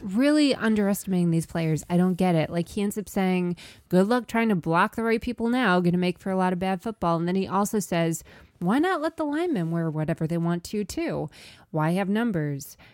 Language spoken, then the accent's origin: English; New York, United States; I'm a New Yorker